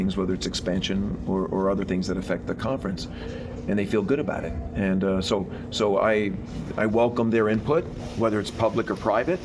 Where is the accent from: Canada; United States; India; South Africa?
United States; Northeast; moved away; I grew up in the Northeast